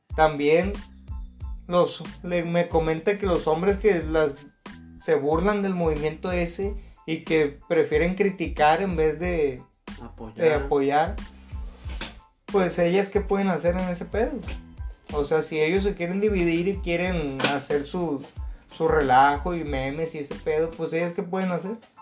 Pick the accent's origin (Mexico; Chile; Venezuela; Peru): Mexico; also born or lived in Culiacán, Sinaloa; los millones que somos de mexicanos